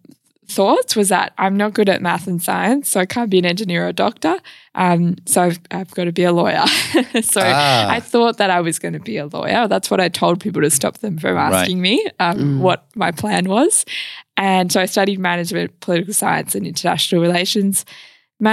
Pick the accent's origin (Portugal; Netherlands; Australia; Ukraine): Australia; Gooseberry Hill, Western Australia; Yes, I am. Yep. Yes, I am from Gooseberry Hill of all places.